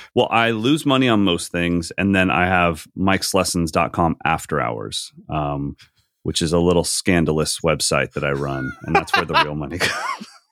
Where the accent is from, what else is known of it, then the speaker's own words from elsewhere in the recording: Sacramento, California, United States; a night in Sacramento, just in my hometown